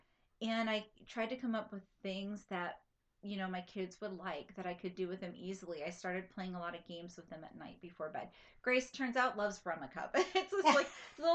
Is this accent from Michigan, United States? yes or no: yes; Michigan, United States; now in Central Florida, United States; I grew up in Michigan